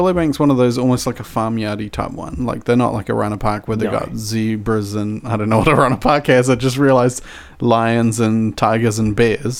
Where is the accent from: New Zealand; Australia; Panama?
New Zealand; New Zealanders being Kiwis, we're not saying we're fruit.